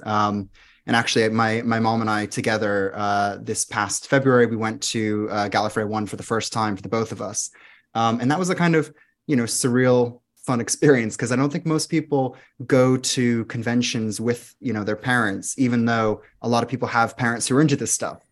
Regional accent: Florida, United States; moved away as an adult; also born or lived in London area, England; now in London, United Kingdom; I'm from Florida

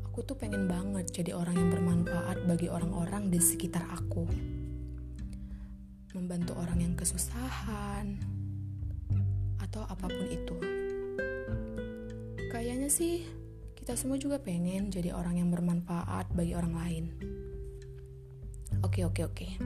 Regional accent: Medan, North Sumatra, Indonesia; Asal aku dari Medan.

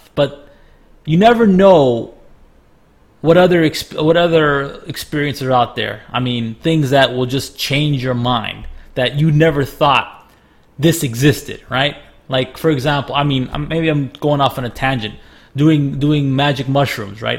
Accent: Miami, Florida, United States; moved away; also born or lived in Ohio, United States; I grew up in Miami and stuff. And I went to school in Ohio

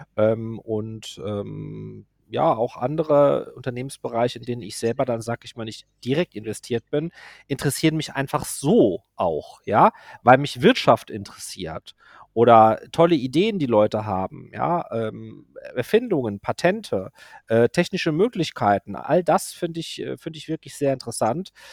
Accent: Germany; also born or lived in Côte d'Azur, France; ich bin hier aufgewachsen und ich liebe meine Heimat

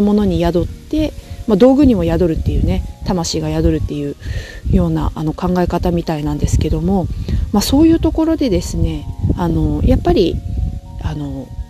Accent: Nagasaki, Japan; also born or lived in Sapporo, Japan / Sweden; 私ちょっと長崎出身なので

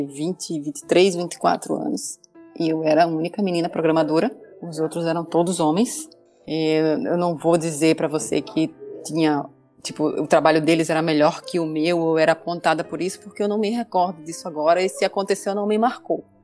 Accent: Northeast Region, Brazil; por ser mulher, eu passei problemas por ser nordestina, que eu

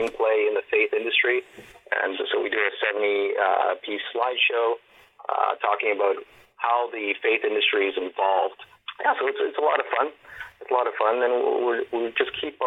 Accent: Montreal, Quebec, Canada; moved away as an adult; now in Toronto, Canada; I'm originally from Montreal. You know, I've been involved in film and theater for a number of years, close to over 25 years I've been in film and in theater. It's a multicultural city, and I've learned a lot growing up in Montreal

